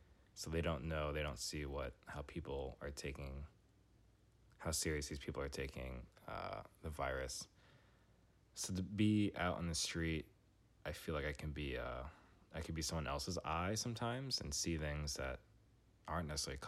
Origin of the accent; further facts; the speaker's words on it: New York City, New York, United States; moved away as an adult; now in Washington, D.C., United States; I grew up in New York City. I moved to D.C. after my undergrad days